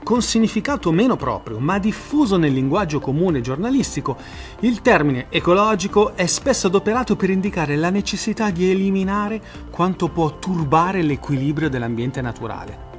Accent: Milan, Lombardy, Italy; sono un milanese e noi milanesi doc siamo Bauscia

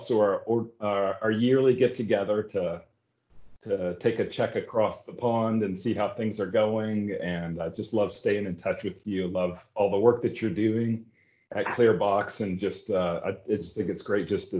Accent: United States; We're American.

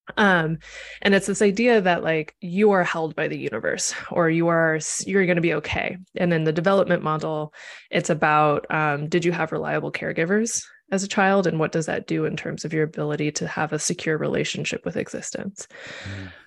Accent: Missouri, United States; moved away as an adult; also born or lived in Nebraska / Chicago, Illinois; now in Los Angeles, United States; I was born in Nebraska and I finished being a kid in Missouri. And then I went to college in Chicago and stayed there for a decade

